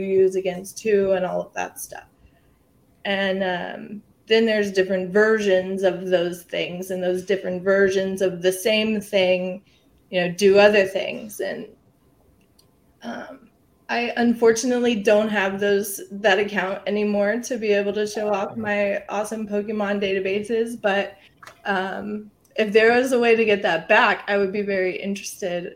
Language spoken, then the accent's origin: English; San Marcos, Texas, United States; I am from San Marcos, Texas. It's right outside of Austin. Um, born and raised here